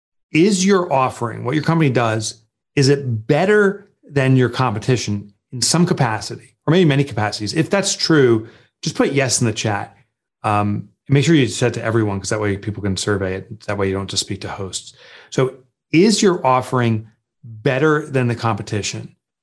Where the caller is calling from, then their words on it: Northern New Jersey, United States; I'm calling in from Northern New Jersey, where our offices are, about 25 miles west of New York City.